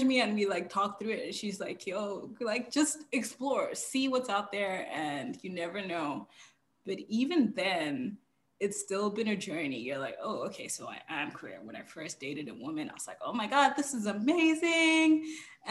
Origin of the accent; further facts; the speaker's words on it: Zimbabwe; I grew up in Zimbabwe.